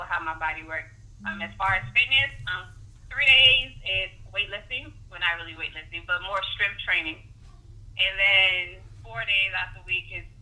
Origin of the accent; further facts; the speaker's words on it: New York City, New York, United States; also born or lived in South Carolina; now in Washington, D.C., United States; I am from Brooklyn